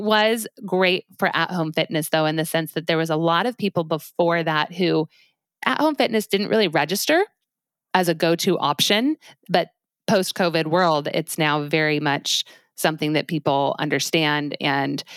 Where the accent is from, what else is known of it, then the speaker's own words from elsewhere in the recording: Highlands Ranch, Colorado, United States; moved away; I'm from a place called Highlands Ranch, Colorado, which is just south of Denver.